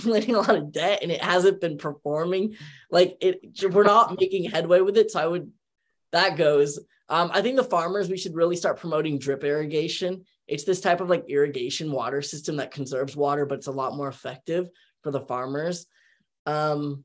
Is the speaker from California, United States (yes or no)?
yes; California, United States; I was born and raised in Cali